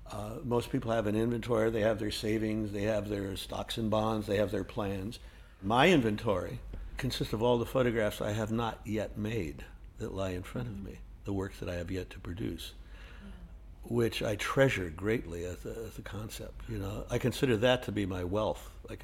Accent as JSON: {"language": "English", "town": "Los Angeles", "region": "California", "country": "United States", "tie": "born or raised there", "said": "Well, the thing that you see, I grew up in Los Angeles"}